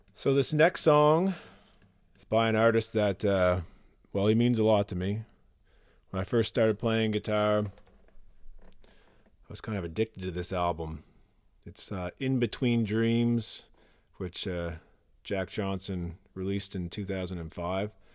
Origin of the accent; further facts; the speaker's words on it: Nova Scotia, Canada; I'm from Nova Scotia, Canada.